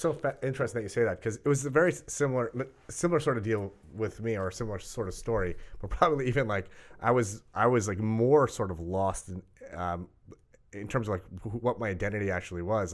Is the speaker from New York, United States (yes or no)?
yes; Rockville Centre, New York, United States; we grew up on the South Shore of Long mm-hmm. Island